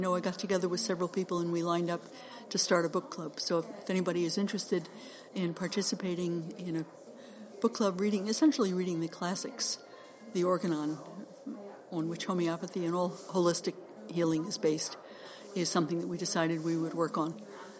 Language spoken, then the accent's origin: English; New York City, New York, United States; now in Defiance, United States; I grew up in New York City, so I'm a New York snob.